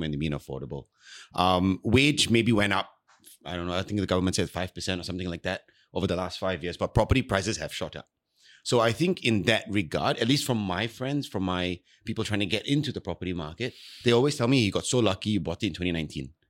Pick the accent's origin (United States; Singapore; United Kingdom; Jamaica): Singapore; I'm Singaporean